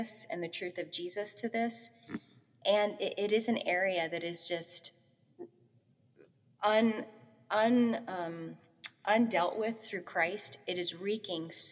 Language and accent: English; St. Louis, Missouri, United States; I was on staff at a local church in my hometown of St. Louis in missions